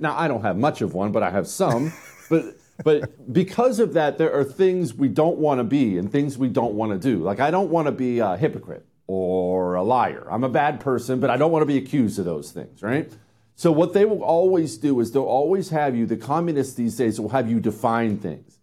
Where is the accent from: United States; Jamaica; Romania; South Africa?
United States; Montana; I grew up in Montana